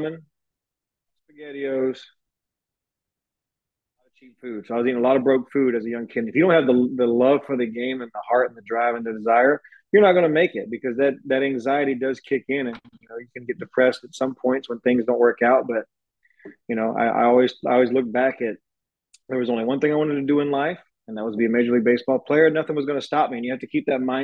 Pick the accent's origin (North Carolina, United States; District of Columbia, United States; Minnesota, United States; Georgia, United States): Georgia, United States; moved away as an adult; now in Houston, United States; I'm from Georgia